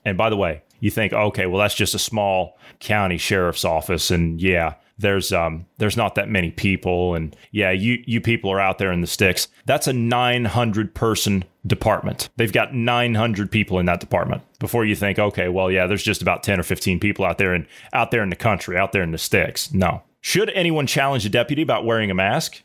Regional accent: Ohio, United States; I'm from Ohio

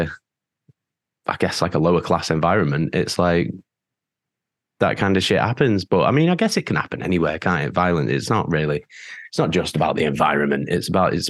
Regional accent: Manchester, North West England, United Kingdom; me and … as well, like, we're from Manchester.

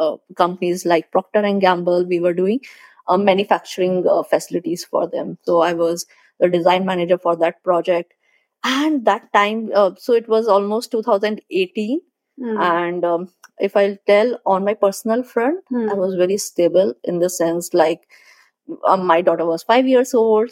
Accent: Agra, Uttar Pradesh, India; moved away as an adult; also born or lived in Hamirpur / Delhi / Hyderabad; I'm basically from Agra. I am born in Agra, brought up in Agra

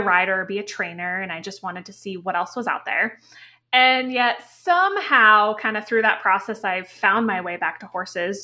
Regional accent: Connecticut, United States; I grew up in Connecticut

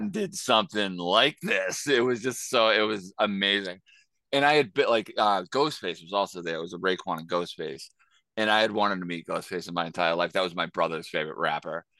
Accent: Boston, Massachusetts, United States; growing up in Boston, as in the early nineties and two thousands

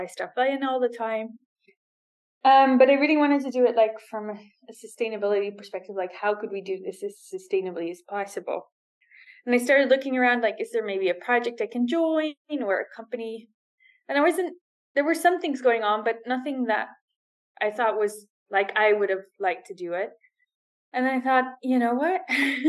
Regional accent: Netherlands; moved away as an adult; now in Dubai, United Arab Emirates; I'm from the Netherlands

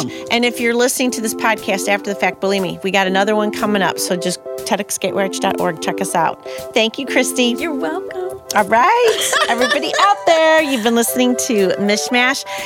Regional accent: St. Louis, Missouri, United States; I am. So yeah, I'm from

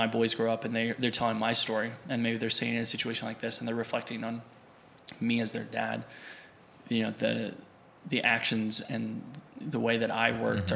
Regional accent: Fair Grove, Missouri, United States; also born or lived in Springfield, Missouri; now in Oklahoma, United States; I'm from Fairgrove, Missouri, you know, just outside Springfield.

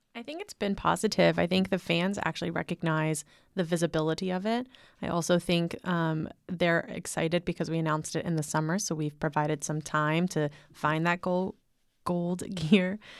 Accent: near Penn State, Northeast, United States; moved away as an adult; now in Waco, United States; I'm from the Northeast

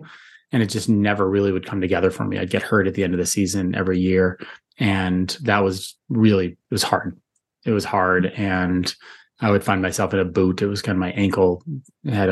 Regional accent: Buffalo, New York, United States; moved away as an adult; also born or lived in Florida; Growing up in Buffalo, we had the Buffalo Bills and the Buffalo Sabres

